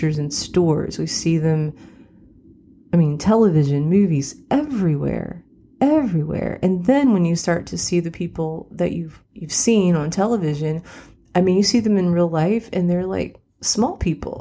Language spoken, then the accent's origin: English; West Virginia, United States; now in Nashville, United States; I grew up in West Virginia